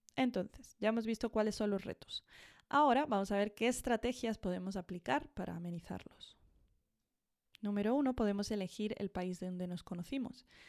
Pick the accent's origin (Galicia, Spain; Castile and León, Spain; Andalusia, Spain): Andalusia, Spain; accent: Andalusian; now in Madrid, Spain; cuando yo vuelvo a Andalucía, hablo andaluz y tengo maneras muy andaluzas